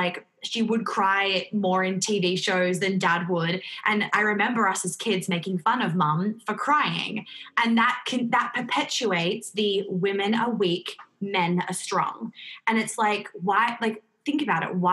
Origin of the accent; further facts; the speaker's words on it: New York, United States; I grew up in New York